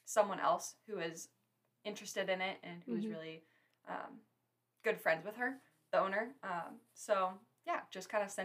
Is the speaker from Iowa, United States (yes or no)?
yes; Story City, Iowa, United States; in my bio that I'm from Story City